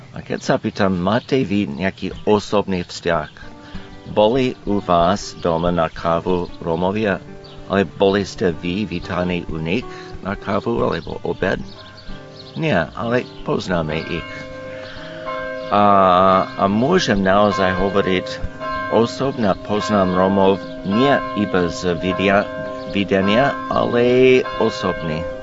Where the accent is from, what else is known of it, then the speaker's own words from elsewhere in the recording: United States; Slovak is a second language; moved away as an adult; now in Čičava, Slovakia; som Američan